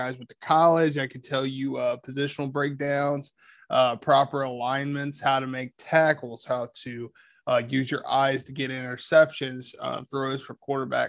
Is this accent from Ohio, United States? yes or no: yes; Ohio, United States; Grew up on a farm in a small town in Ohio